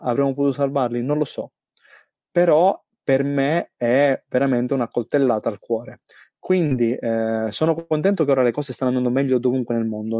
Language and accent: Italian; Sicily, Italy; moved away as an adult; now in Australia; da buon siciliano